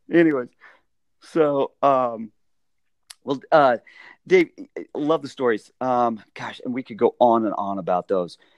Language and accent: English; Las Vegas, Nevada, United States; I grew up in Las Vegas